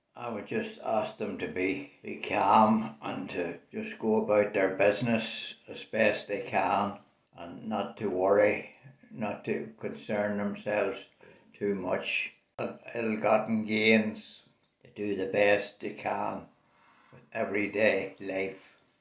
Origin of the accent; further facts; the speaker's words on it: Belfast, Northern Ireland, United Kingdom; also born or lived in Tullyallen; I was born in Belfast in 1934 and went to school in Tullyallen during the war years. I lived there with my granny and grandpa. They were great years. I came back to Belfast when I was seven or eight years old. I attended St Kevin's School